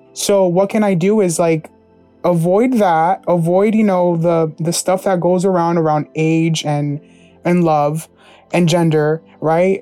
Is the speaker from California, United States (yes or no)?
no; New Jersey, United States; My hometown is New Jersey